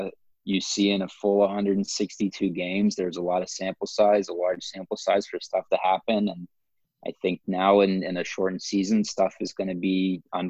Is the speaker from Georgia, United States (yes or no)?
no; Los Angeles, California, United States; I was born in Los Angeles and grew up a Dodgers fan